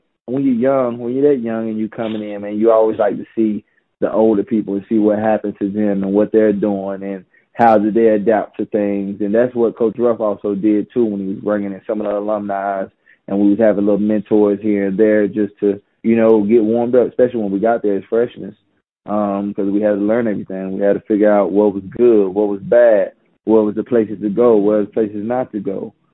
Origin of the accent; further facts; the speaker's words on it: Gastonia, North Carolina, United States; I'm from Gastonia